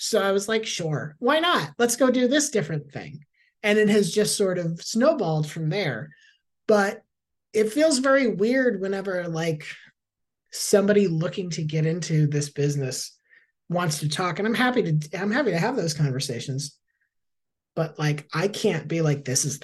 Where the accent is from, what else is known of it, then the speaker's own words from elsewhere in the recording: Tampa, Florida, United States; I'm from Tampa originally